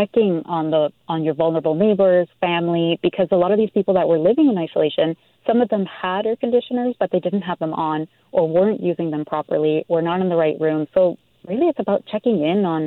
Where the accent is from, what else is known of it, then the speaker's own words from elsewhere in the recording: Mendoza, Argentina; now in Vancouver, Canada; I grew up in Mendoza, Argentina, and it's a desert.